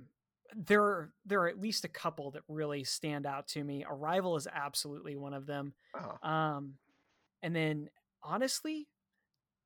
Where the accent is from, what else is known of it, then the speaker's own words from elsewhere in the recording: the South, United States; I am from the South